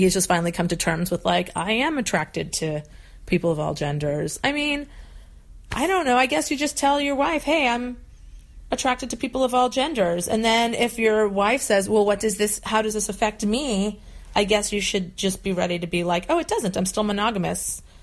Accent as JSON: {"language": "English", "region": "New England", "country": "United States", "tie": "born or raised there", "also_born_or_lived": "Arizona", "moved": "as an adult", "said": "I moved from New England where I'd lived my whole life to Arizona"}